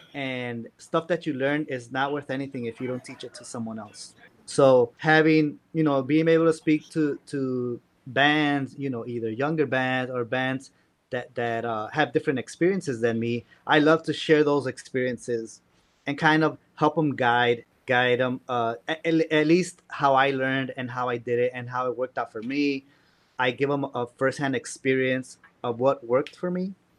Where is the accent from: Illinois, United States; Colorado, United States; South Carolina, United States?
Illinois, United States; Chicago; Anywhere in the world, they ask me where you're from. I'm from Chicago.